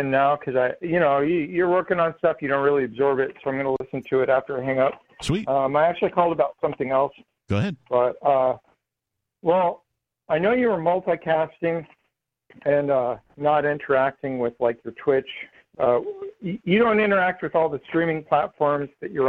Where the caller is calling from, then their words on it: Florida, United States; from Florida